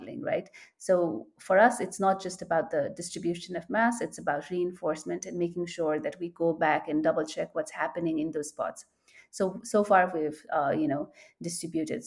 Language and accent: English; Nepal; I am from Nepal